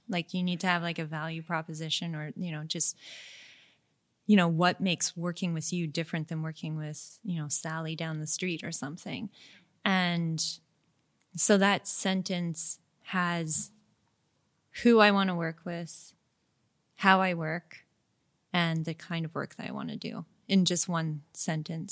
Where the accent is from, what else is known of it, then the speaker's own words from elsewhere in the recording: Montreal, Quebec, Canada; I'm from Montreal